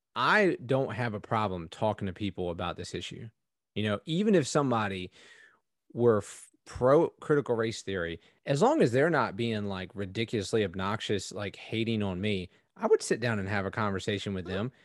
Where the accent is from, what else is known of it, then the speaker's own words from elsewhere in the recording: East Coast, United States; I grew up on the East Coast.